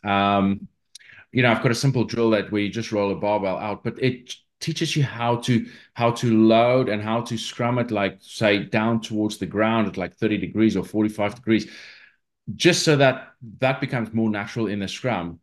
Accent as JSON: {"language": "English", "country": "South Africa", "tie": "born or raised there", "moved": "yes", "said": "I grew up in South Africa"}